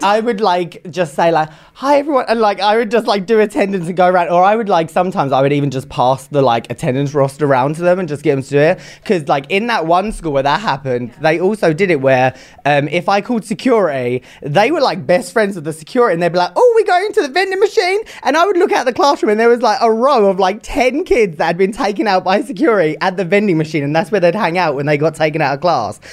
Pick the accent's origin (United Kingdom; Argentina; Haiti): United Kingdom; England; I am from England